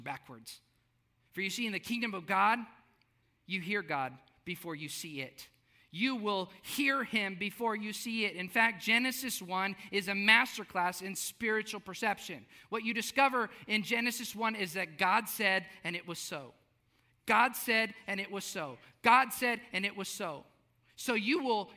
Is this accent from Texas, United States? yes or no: yes; South Texas, United States; I grew up in South Texas.